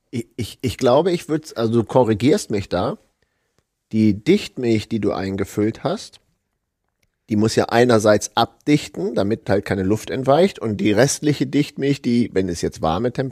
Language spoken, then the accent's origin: German; Hanover, Lower Saxony, Germany; Ja, wir kommen ja aus Hannover, also ist nicht weit weg von uns.